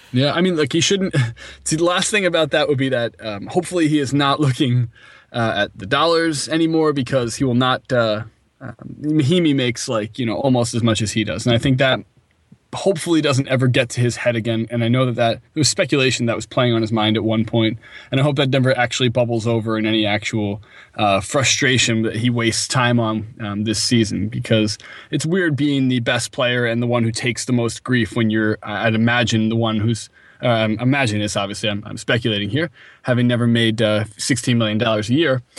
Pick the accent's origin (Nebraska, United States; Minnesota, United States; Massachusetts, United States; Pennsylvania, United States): Pennsylvania, United States; Philadelphia; I was from Philadelphia